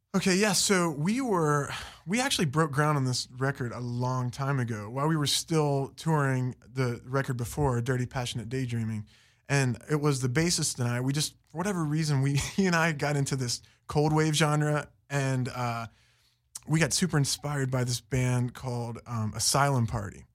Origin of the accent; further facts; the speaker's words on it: Fairmont, West Virginia, United States; also born or lived in Florida / Las Vegas / New York; now in Los Angeles, United States; Fairmont, West Virginia.